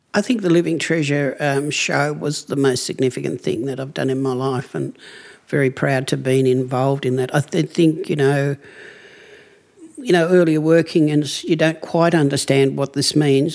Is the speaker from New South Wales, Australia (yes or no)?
no; Cape Barren Island, Tasmania, Australia; I come from Cape Barren Island